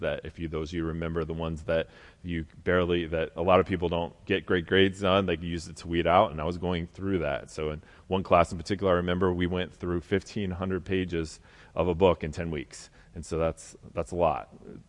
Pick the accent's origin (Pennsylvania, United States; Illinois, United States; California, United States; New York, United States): Pennsylvania, United States; I was in a different part of the country, so I grew up in Pennsylvania.